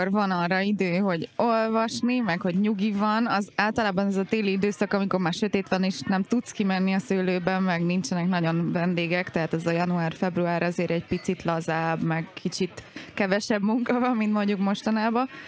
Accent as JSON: {"language": "Hungarian", "region": "Somogy", "country": "Hungary", "said": "én kis városból származom egyébként, Somogy megyéből, és ö, ott egy ilyen kis nagyon nyomi kis mozi volt"}